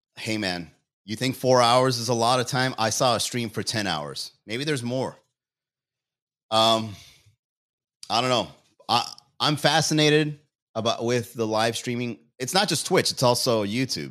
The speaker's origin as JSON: {"language": "English", "town": "Miami", "region": "Florida", "country": "United States", "said": "I'm a comedian from Miami"}